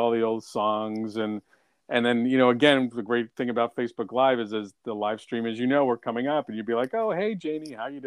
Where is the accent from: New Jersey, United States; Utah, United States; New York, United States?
New Jersey, United States; Jersey City; I grew up in Jersey City, and it's kind of a concrete jungle